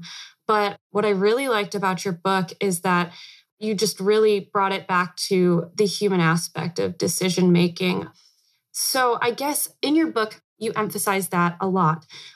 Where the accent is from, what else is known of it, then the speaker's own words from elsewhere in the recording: Chicago, Illinois, United States; we're from Chicago